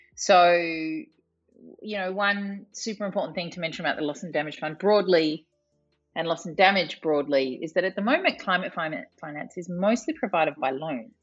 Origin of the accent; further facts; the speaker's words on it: Australia; I am not from a developing country, but I am from Australia, which is a very long way away from Bonn, Germany.